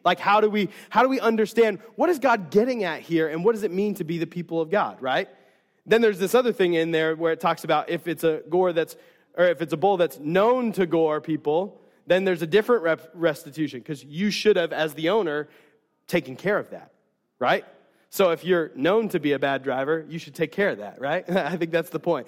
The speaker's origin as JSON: {"language": "English", "country": "United States", "said": "as American Christians"}